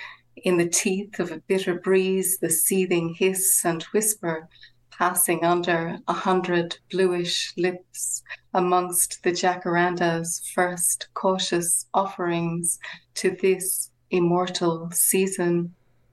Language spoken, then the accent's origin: English; Connacht, Ireland; this takes the traditions from where I come from in the west of Ireland around Samhain